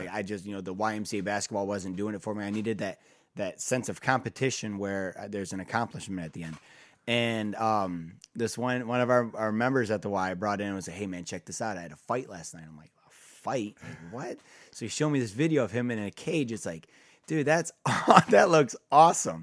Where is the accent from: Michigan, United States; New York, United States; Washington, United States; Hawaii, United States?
Michigan, United States; Kalamazoo; moved away as an adult; also born or lived in Defiance, Ohio; was my hometown, Kalamazoo, Michigan